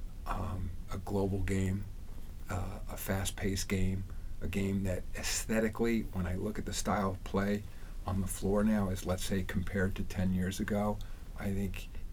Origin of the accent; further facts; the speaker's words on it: Rye, New York, United States; moved away as an adult; my hometown of Rye